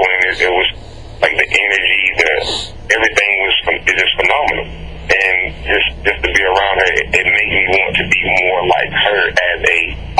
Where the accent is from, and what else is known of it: Albany, Georgia, United States; born or raised there